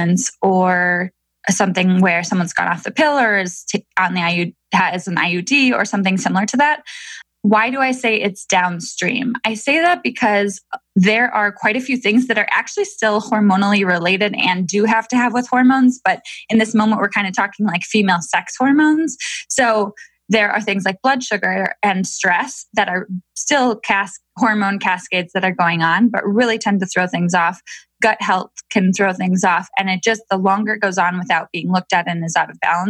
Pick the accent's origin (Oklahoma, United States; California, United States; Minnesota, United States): Minnesota, United States; now in Milwaukee, United States; I'm from Minnesota. And I now live in Milwaukee, Wisconsin